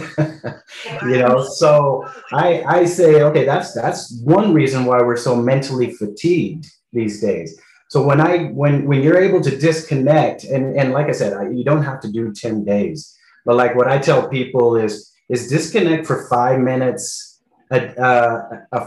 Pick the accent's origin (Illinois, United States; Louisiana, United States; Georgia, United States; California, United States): California, United States; moved away as an adult; now in Colombia; come back home to California